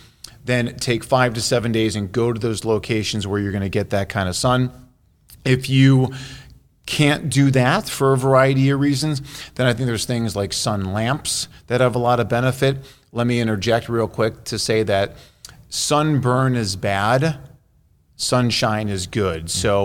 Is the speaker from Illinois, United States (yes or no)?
yes; Chicago, Illinois, United States; My hometown is Chicago.